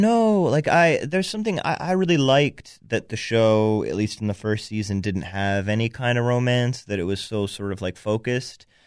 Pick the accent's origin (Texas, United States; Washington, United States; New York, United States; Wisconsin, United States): New York, United States; I grew up in New York